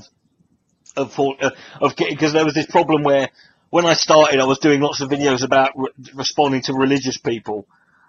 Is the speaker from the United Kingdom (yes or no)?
yes; United Kingdom; I grew up in Britain